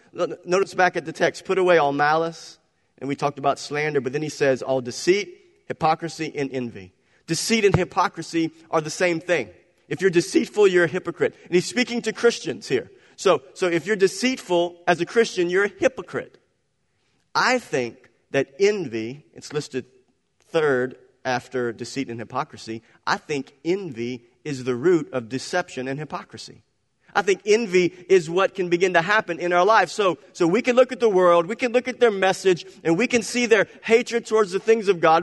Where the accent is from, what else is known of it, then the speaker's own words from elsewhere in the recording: Cajun, Louisiana, United States; I'm a Cajun.